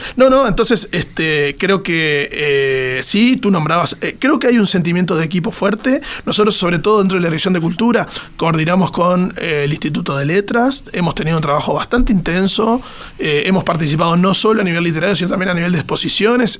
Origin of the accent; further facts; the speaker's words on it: Maldonado, Uruguay; yo soy de Maldonado, soy fernandino